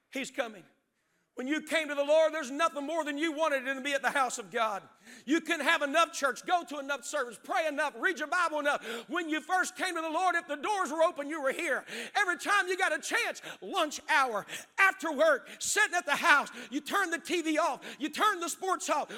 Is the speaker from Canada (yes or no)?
no; West Virginia, United States; now in Zanesville, United States; I didn't grow up in Ohio, I grew up in West Virginia